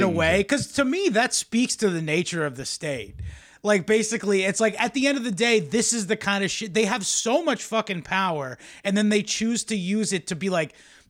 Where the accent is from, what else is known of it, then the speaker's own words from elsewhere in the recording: Boston, Massachusetts, United States; from Boston. We hate you